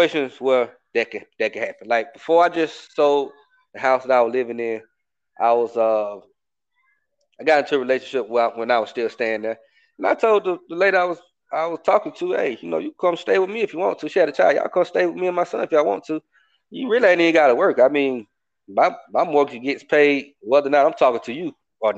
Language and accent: English; Atlanta, Georgia, United States; I'm from Atlanta, bro. I'm from a city